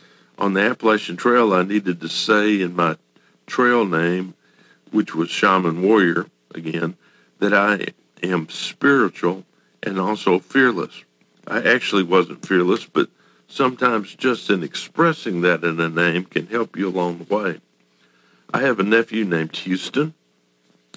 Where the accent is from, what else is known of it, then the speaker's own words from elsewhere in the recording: Japan; born there; …, because I was born in Japan